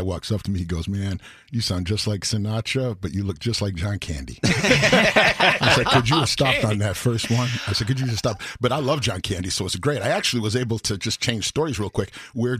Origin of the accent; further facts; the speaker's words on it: Wayne, Illinois, United States; I grew up here in Wayne, you know, in the old...